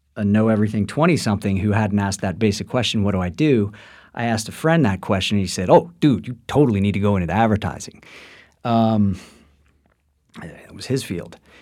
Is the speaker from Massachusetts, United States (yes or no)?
no; Washington, District of Columbia, United States; I was born in, uh, the nation's capital of Washington, D C